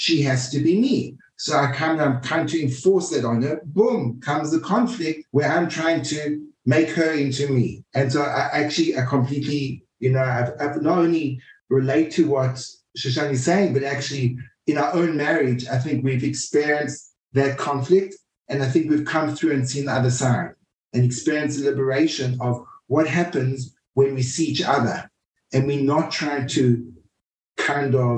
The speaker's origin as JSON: {"language": "English", "country": "South Africa", "said": "Culturally, I'm very South African"}